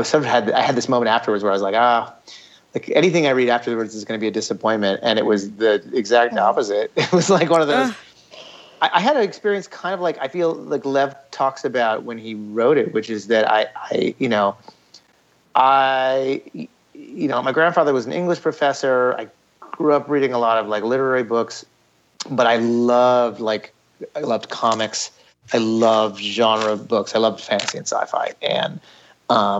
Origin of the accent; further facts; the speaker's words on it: Ithaca, New York, United States; I grew up in Ithaca, New York